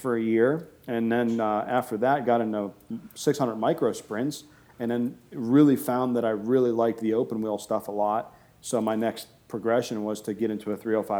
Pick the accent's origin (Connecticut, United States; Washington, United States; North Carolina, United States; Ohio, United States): Ohio, United States; Boardman; also born or lived in Canfield, Ohio; I've been here in Ohio my entire life